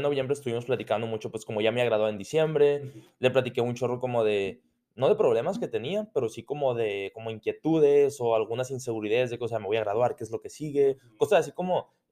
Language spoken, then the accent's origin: Spanish; France; Spanish is a second language; Sí, ah, mira, o sea, ese momento, pero soy francés.